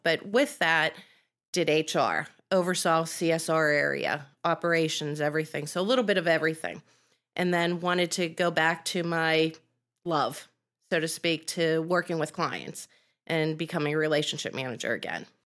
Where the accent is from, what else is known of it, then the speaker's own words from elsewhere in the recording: Penn Hills, Pennsylvania, United States; I grew up in Penn Hills, which is city.